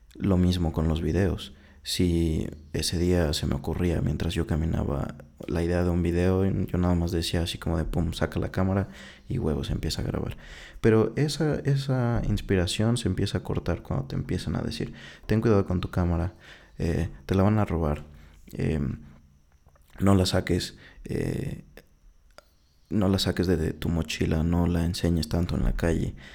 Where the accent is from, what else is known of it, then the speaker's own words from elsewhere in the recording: Mexico; Soy mexicano desde el 97